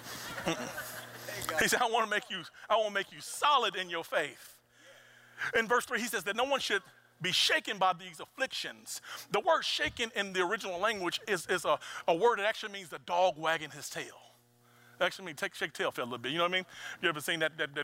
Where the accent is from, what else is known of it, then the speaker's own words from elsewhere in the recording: Mississippi, United States; I'm a boy from Mississippi